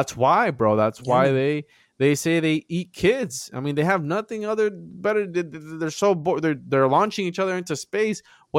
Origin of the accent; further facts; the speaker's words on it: Florida, United States; I'm from Florida, bro.